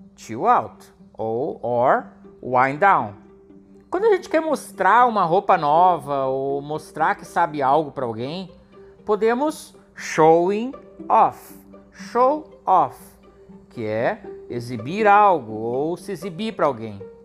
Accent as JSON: {"language": "Portuguese", "town": "Gravataí", "region": "Rio Grande do Sul", "country": "Brazil", "tie": "born or raised there", "said": "Eu nasci em Gravataí e cresci lá também"}